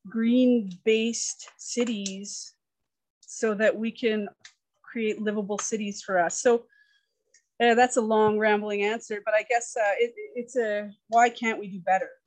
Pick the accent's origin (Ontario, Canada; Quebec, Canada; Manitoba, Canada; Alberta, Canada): Alberta, Canada; Calgary; also born or lived in Yukon; we moved here when I was three